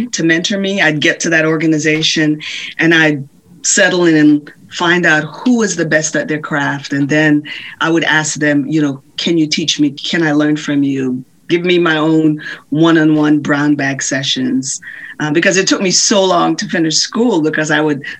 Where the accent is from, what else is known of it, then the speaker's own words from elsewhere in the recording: Jamaica; Growing up in Jamaica, we didn't have a television